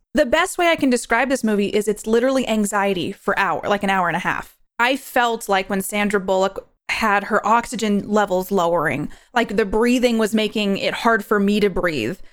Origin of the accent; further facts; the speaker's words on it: New York, United States; I'm from New York. I was born and raised there.